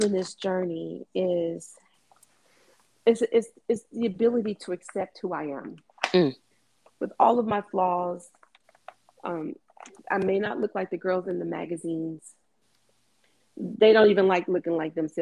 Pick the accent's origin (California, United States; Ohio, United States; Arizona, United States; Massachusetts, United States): Ohio, United States; I'm from Ohio.